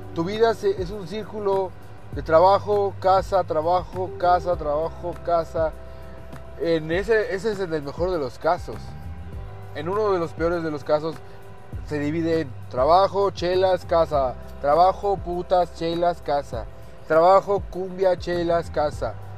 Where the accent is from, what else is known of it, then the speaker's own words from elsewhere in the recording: Mexico; Los mexicanos, muchos de nosotros como mexicanos